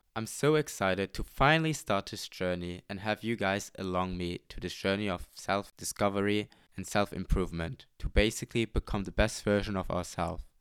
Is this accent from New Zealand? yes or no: no; Luxembourg; moved away as an adult; now in Amsterdam, Netherlands; I'm not native to the Netherlands, I'm from Luxembourg. I came here for my study and have been living here in this beautiful city for almost three years now.